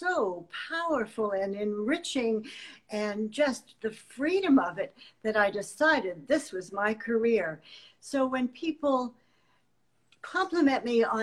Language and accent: English; Canada; even in my own country, which is Canada by birth